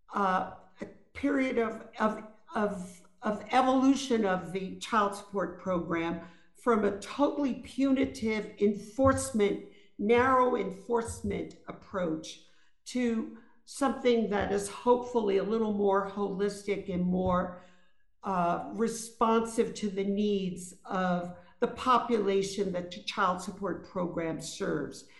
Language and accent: English; New York City, New York, United States; I grew up in Brooklyn, New York, in a very rough, rough neighborhood called East New York.